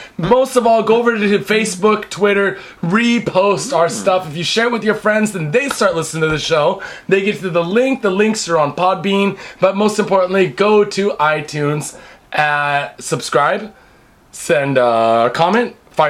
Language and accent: English; Seattle, Washington, United States; now in Japan; But I'm from Seattle